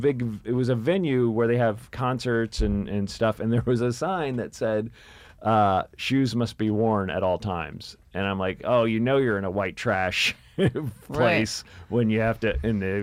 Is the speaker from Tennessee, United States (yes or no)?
yes; Memphis, Tennessee, United States; I'm from Memphis, Tennessee. We lived in a trailer.